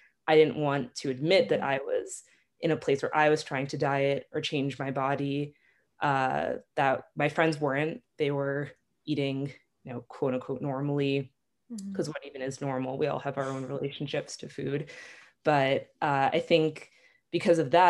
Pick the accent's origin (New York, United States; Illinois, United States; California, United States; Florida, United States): New York, United States; Long Island; moved away as an adult; now in Israel; I'm originally from Long Island, but I've been living in Israel for the past 5 years or so